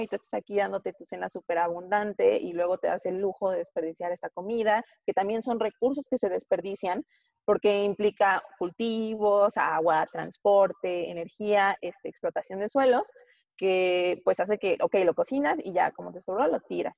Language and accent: Spanish; Tlaxcala, Mexico; porque yo soy de Tlaxcala